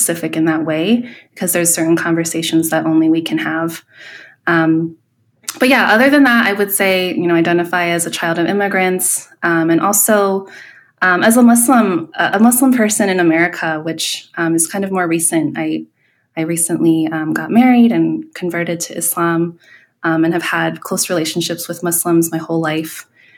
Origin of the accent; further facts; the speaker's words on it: Sandusky, Ohio, United States; Growing up in Ohio, basically from the fourth grade until beginning of high school, I lived in a small town called Sandusky.